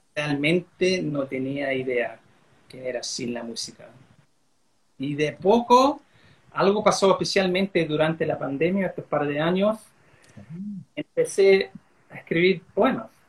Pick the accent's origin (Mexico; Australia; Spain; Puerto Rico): Australia; accent: Chilean; first language English; Spanish is a second language; creciendo como gringo acá en Australia